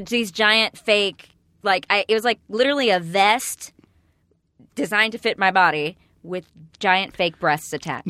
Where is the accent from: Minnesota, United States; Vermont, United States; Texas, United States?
Texas, United States; East; I'm from East Texas